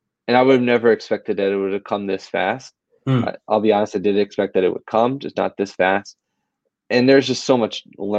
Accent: Philadelphia, Pennsylvania, United States; I've been born and raised in Philly my whole life

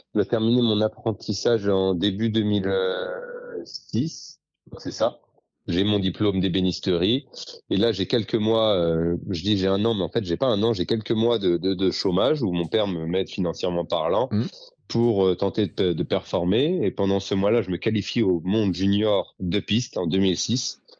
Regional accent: Dordogne, Nouvelle-Aquitaine, France; chez moi en Dordogne

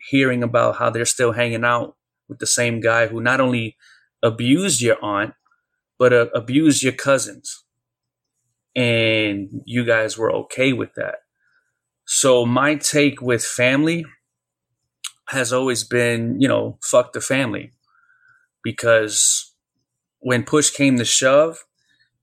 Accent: New York City, New York, United States; we moved from the Bronx to Brooklyn

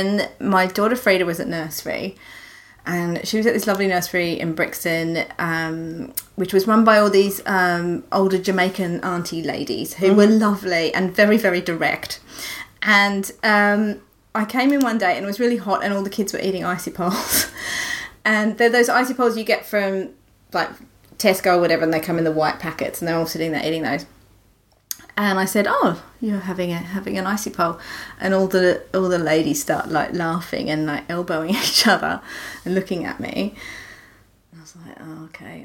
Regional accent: Australia; now in United Kingdom; I'm from Australia

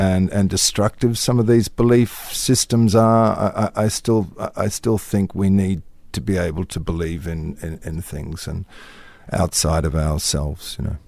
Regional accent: Australia; moved away as an adult; in this little country town

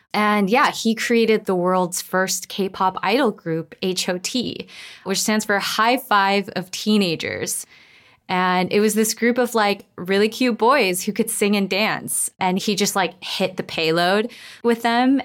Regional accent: Los Angeles, California, United States; I grew up in Koreatown in Los Angeles

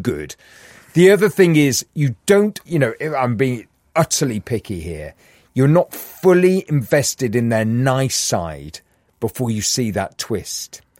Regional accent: Newcastle upon Tyne, North East England, United Kingdom; I grew up in Newcastle

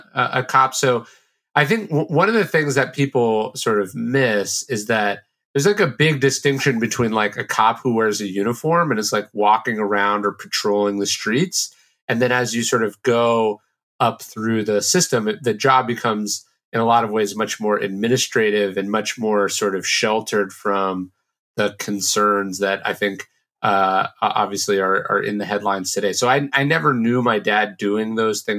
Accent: Sacramento, California, United States; born or raised there

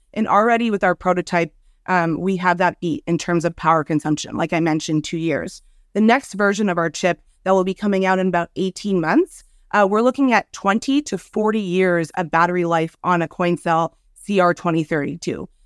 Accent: Montreal, Quebec, Canada; my hometown of Montreal

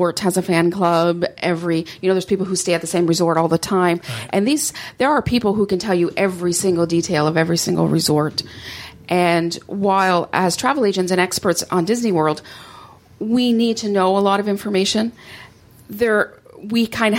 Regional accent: Canada; I'm Canadian

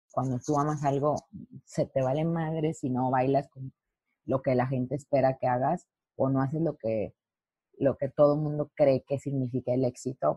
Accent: Lerdo, Durango, Mexico; moved away as an adult; also born or lived in Los Angeles; Yo soy de Lerdo, Durango, de Durango

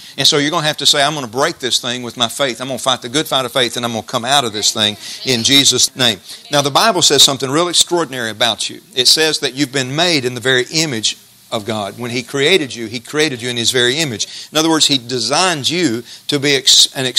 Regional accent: Jasper, United States; When I was a kid in Jasper, growing up in Jasper, we had A&P grocery store

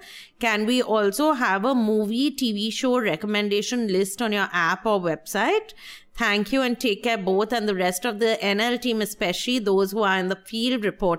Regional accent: India; I'm Indian.

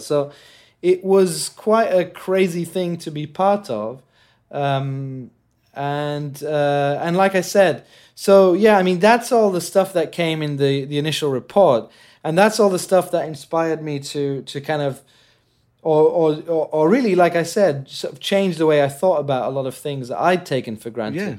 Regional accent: Jordan; moved away; also born or lived in England; growing up in Jordan

